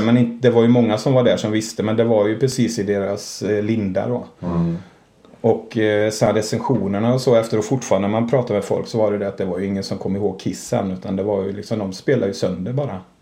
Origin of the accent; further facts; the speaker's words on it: Borås, Fritsla, Kinna, Västra Götaland, Sweden; jag är uppvuxen i, först i Borås, sen i Frissla och sen i Kina.